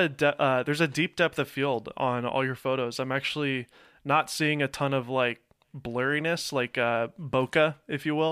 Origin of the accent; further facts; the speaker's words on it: Nashville, Tennessee, United States; moved away as an adult; now in Los Angeles, United States; I came from Nashville, Tennessee. I was uh, born here, but grew up in Nashville